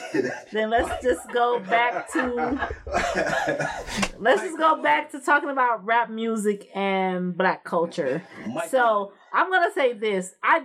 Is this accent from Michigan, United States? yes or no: yes; Detroit, Michigan, United States; I'm from Detroit.